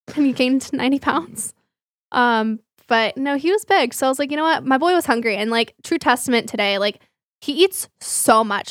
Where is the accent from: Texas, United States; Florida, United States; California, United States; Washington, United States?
Texas, United States; Flower Mound; the gym that I grew up with in Flower Mound